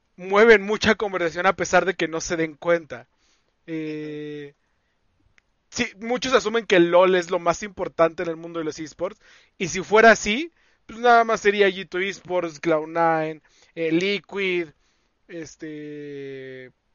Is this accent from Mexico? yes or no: yes; Mexico